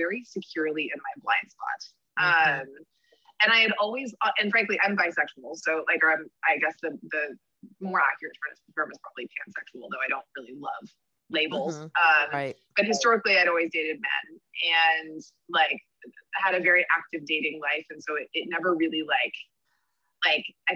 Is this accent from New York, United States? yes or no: yes; New York City, New York, United States; I'm from Brooklyn, New York. I live here with my partner